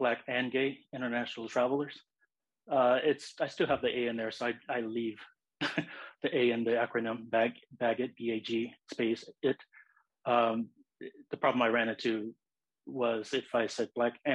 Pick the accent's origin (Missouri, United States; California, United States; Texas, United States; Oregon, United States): California, United States; Los Angeles; I was born and raised in Los Angeles. It's my home.